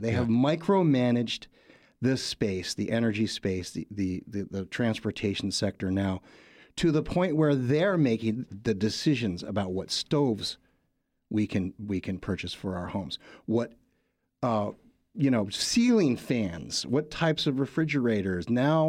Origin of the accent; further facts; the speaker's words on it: New York, United States; born there; also born or lived in California; now in Washington, United States; I was born in Western New York, near Buffalo.